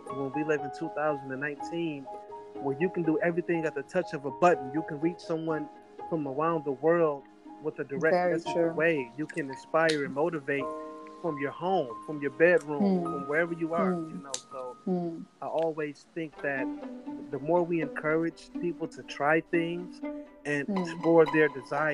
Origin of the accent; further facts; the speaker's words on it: United States; coming from America, the inner cities of America